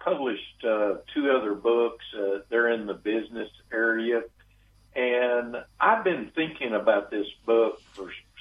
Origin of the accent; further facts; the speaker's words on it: Texas, United States; accent: Southern; I tell people I'm from Texas, and my accent usually gives me away